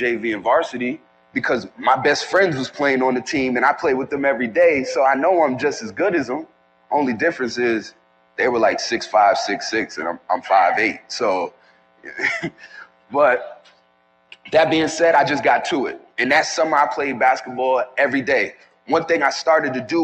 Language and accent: English; New York City, New York, United States; I'm originally from New York City, from the Bronx